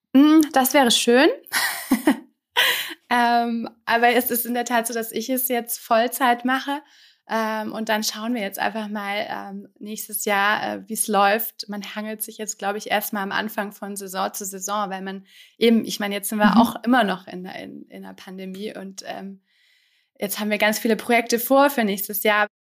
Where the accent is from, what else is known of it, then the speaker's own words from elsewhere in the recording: Germany; moved away as an adult; now in France; als Deutsche quasi in Frankreich